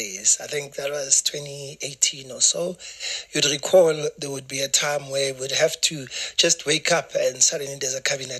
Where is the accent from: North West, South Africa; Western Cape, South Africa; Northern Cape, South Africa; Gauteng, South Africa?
Gauteng, South Africa; Soweto; now in Johannesburg, South Africa; I was born and bred in Soweto. I went to a Soweto school.